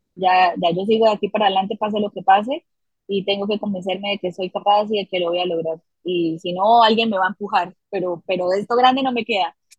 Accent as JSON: {"language": "Spanish", "town": "Bucaramanga", "region": "Santander", "country": "Colombia", "tie": "born or raised there", "said": "Yo crecí en una familia muy bonita, eh, al norte de la ciudad en donde nací, en Bucaramanga, Santander"}